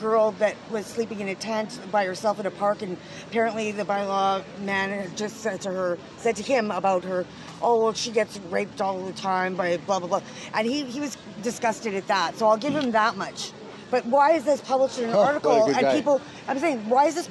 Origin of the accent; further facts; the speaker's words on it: Winnipeg, Manitoba, Canada; now in Victoria, Canada; I'm from Winnipeg